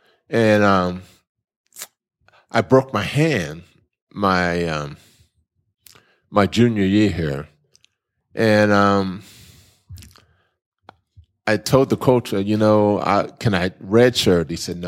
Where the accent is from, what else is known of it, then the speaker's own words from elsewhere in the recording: California, United States; I grew up in Southern California.